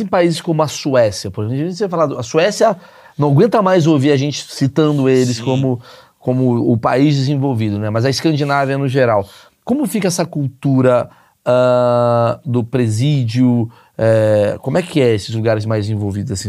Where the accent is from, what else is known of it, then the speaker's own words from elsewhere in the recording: Rio de Janeiro, Brazil; Eu, eu nasci no Rio de Janeiro